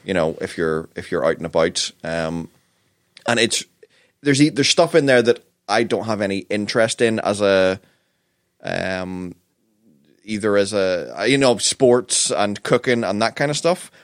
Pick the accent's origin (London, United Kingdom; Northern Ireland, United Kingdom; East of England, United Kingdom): Northern Ireland, United Kingdom; we're from Northern Ireland